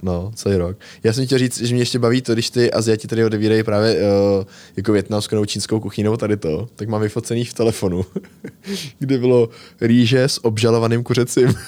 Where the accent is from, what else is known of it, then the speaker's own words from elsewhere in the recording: Most, Ústí nad Labem Region, Czechia; v Mostě jsme chodili z Rage Moderní čínský restaurace